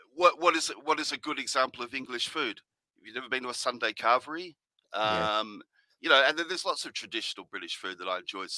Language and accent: English; Australia; also born or lived in Spain; now in Portugal; I grew up in Australia